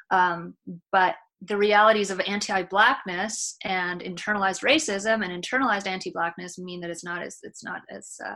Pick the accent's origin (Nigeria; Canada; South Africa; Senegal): Canada; my or my grandparents are from here, but I'm totally Canadian